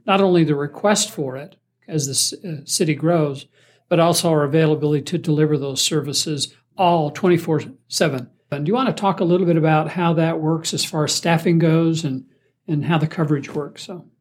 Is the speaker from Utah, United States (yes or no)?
yes; Springville, Utah, United States; me growing up in Springville